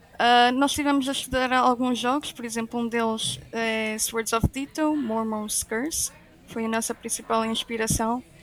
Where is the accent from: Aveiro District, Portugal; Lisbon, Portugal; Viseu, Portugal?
Aveiro District, Portugal; Aveiro; sou da Aveiro